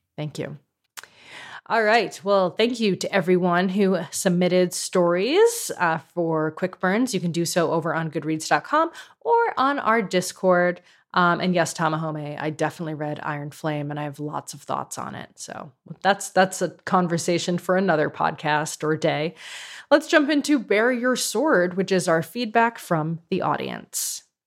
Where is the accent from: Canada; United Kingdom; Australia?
Canada; as a Canadian